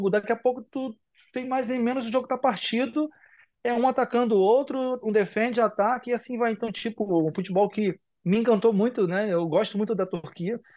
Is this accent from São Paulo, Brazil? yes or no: no; Duque de Caxias, Rio de Janeiro, Brazil; Eu vim do lugar que. Eu vim, eu vim da, de Duque de Caxias, da Mangueira de Caxias, de uma favela, onde poucas pessoas tinham expectativas de mim